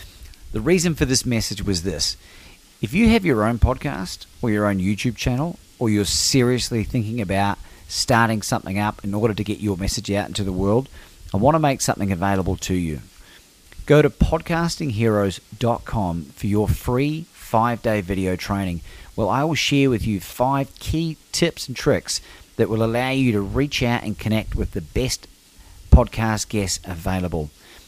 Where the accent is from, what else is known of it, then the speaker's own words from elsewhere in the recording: New Zealand; also born or lived in Australia; the culture in which I grew up in New Zealand and Australia, being exposed to a lot of English and South African cultures